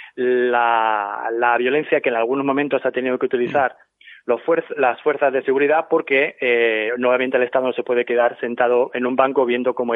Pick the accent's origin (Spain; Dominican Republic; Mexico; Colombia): Spain; Ciudad Real, Castilla-La Mancha; moved away as an adult; now in United States; yo soy de Ciudad Real originalmente, que dejé hace 16 años España